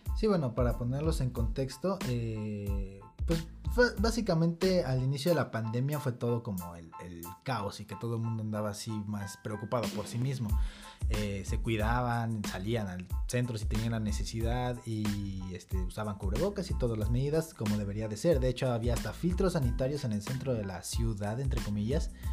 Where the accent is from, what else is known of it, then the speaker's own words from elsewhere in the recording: Zitácuaro, Michoacán, Mexico; nosotros somos de Zitácuaro, Michoacán